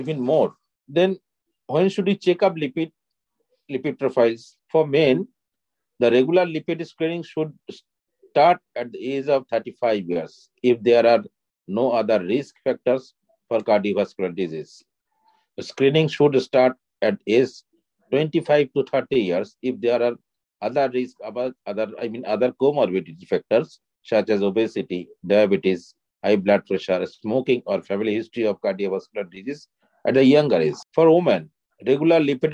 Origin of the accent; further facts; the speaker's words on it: Kolkata, West Bengal, India; I am from Kolkata